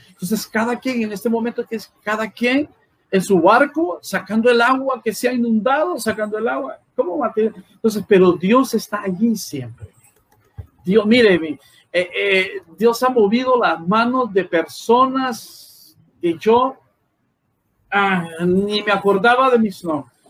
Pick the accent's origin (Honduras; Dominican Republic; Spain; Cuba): Honduras; La Lima, Cortés; nuestra tierra maravillosa, Señor, llamada Honduras